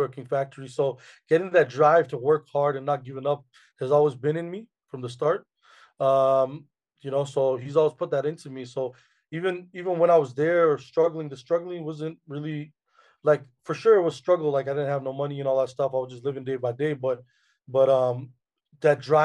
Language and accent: English; Canada; born and raised in Canada